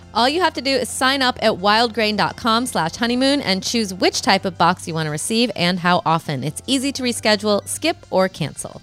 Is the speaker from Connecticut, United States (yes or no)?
no; Rockford, Illinois, United States; moved away; Chicago, my hometown, kind of.